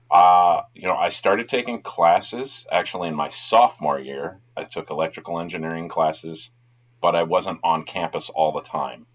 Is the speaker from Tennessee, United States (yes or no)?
yes; Tennessee, United States; also born or lived in Minnesota; I was born in Minnesota, moved to Tennessee because my parents were going to college in Tennessee at UT Knoxville